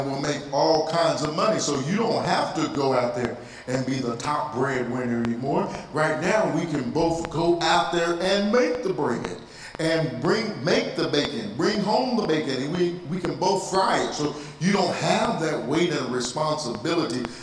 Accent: Texas, United States; I'm from Texas

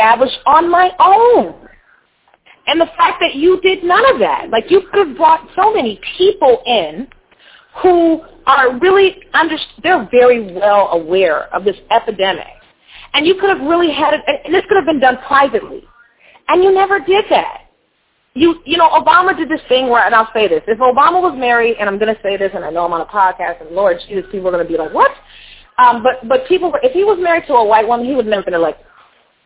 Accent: California, United States; also born or lived in Louisiana; I'm from California

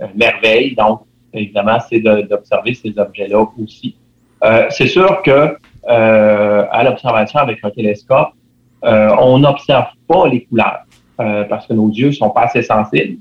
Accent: Quebec City, Quebec, Canada; je suis résident de Capouge

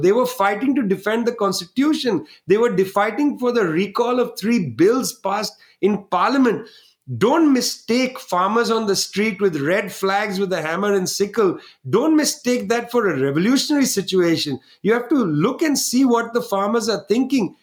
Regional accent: West Bengal, India; from Bengal, where I was born

